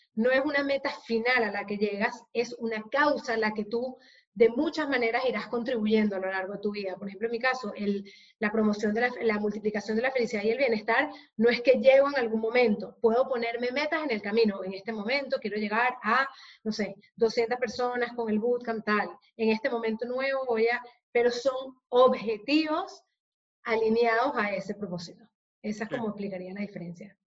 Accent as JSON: {"language": "Spanish", "country": "Venezuela", "moved": "yes", "lives_now": "Spain", "said": "yo soy venezolana de origen"}